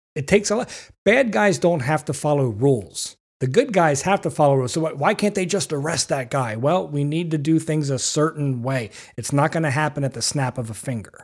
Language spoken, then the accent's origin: English; Manheim, Pennsylvania, United States; I grew up in Mannheim Borough, small area